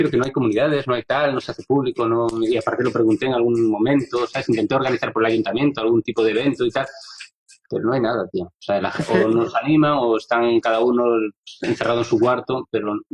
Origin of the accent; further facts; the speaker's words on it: Spain; en España somos de inglés medio.